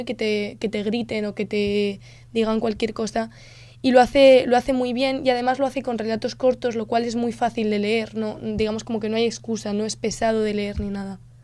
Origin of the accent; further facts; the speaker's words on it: Spain; una palabra que tengamos nosotros los españoles en nuestro vocabulario